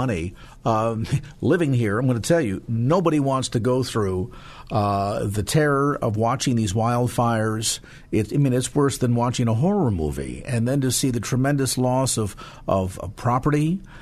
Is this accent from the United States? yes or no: yes; California, United States; I'm a Californian.